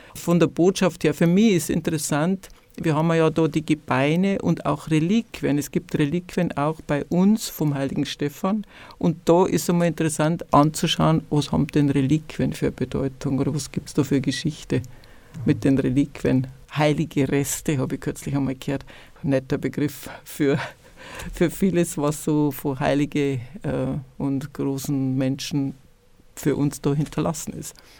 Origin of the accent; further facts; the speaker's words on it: Passau, Bavaria, Germany; ich war ja selber Niedernburger Schülerin und habe später auch in Niedernburg unterrichtet, war ich oft an diesem Gisela-Grab schon als kleines Mädchen in der Schule